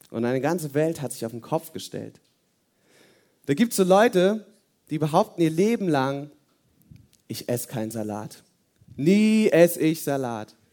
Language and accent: German; Hesse, Germany; now in Oberirsen, Germany; komme hier aus der Nähe, aus so einem Kaff, heißt Oberirsen. Und ähm, ursprünglich bin ich aus Hessen und ich habe fünf Geschwister.